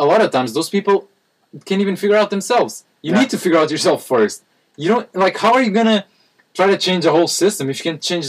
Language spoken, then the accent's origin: English; Portugal; we're from Portugal.